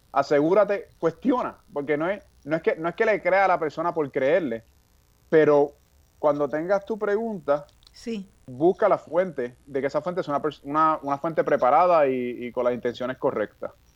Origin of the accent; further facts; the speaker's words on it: Puerto Rico; moved away as an adult; also born or lived in California; cuando yo estudiaba en Puerto Rico en la escuela secundaria